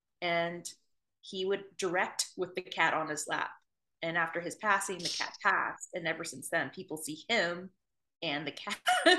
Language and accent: English; New Orleans, Louisiana, United States; Feel like I was born into the paranormal growing up in New Orleans.